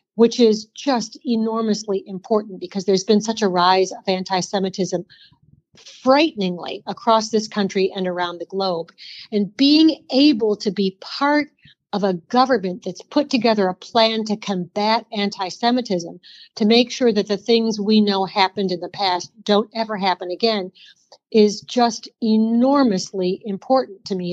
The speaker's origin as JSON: {"language": "English", "town": "Detroit", "region": "Michigan", "country": "United States", "tie": "born or raised there", "moved": "yes", "lives_now": "North Carolina, United States", "said": "I grew up in the Detroit area"}